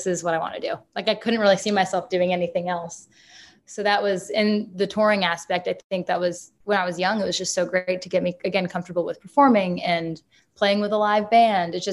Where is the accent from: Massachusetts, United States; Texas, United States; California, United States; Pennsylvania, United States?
Massachusetts, United States; Haverhill; moved away; also born or lived in Nashville, Tennessee; my hometown in Haverhill